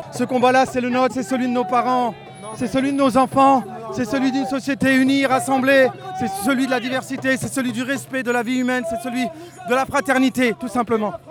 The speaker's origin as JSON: {"language": "French", "country": "Algeria", "moved": "as an adult", "lives_now": "Strasbourg, France", "said": "je suis algérienne d'origine"}